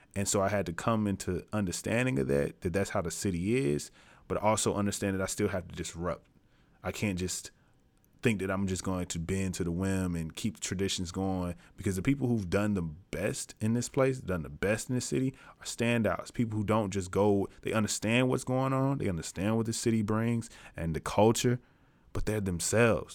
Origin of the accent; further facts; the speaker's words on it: Tennessee, United States; I'm from Tennessee.